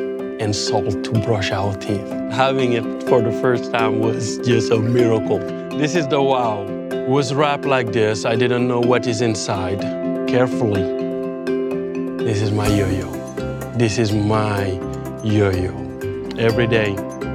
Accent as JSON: {"language": "English", "country": "Senegal", "tie": "born or raised there", "said": "I'm from Senegal. 95% of people where I grow up are not Christian"}